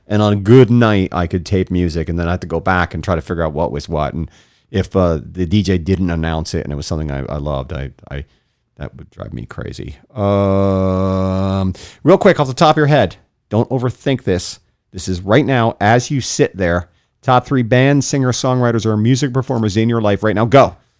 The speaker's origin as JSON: {"language": "English", "area": "St. Lucie County", "region": "Florida", "country": "United States", "tie": "born or raised there", "said": "I grew up in Saint Lucie County"}